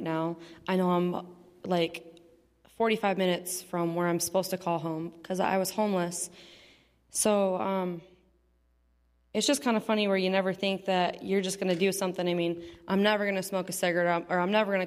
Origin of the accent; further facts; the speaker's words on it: Muskegon, Michigan, United States; I'm from Muskegon, Michigan, right by Teen Challenge